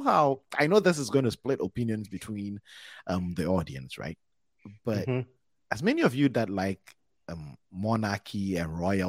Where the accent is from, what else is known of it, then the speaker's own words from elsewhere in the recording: Kumasi, Ashanti, Ghana; moved away; also born or lived in Wisconsin; I'm from Kumasi, Wisconsin